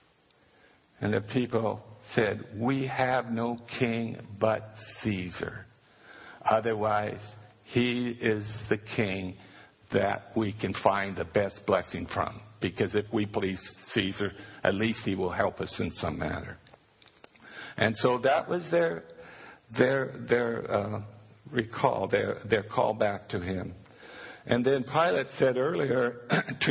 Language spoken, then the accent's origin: English; United States; as American Christians